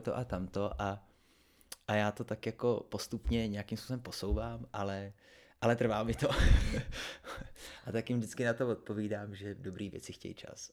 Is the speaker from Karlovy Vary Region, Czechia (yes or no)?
no; Třebsko, Central Bohemian Region, Czechia; já jsem ze Třebská, což je kousek od Příbramy